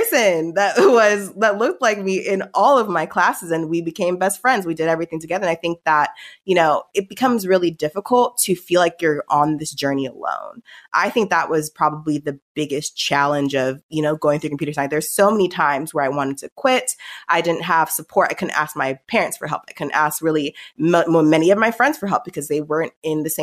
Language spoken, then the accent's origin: English; Palm Springs, California, United States; moved away as an adult; also born or lived in Stanford / Cambridge, Massachusetts; I grew up in Palm Springs